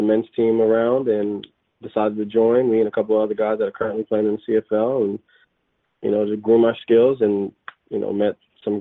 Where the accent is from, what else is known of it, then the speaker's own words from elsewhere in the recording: Florida, United States; moved away as an adult; also born or lived in Mississippi / Alabama / Virginia / Europe; now in Halifax, Canada; I'm originally from Florida